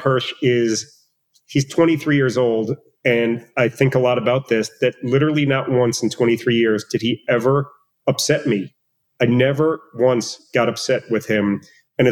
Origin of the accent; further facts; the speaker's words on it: United States; moved away as an adult; also born or lived in Richmond, Virginia; now in Israel; we are American Israelis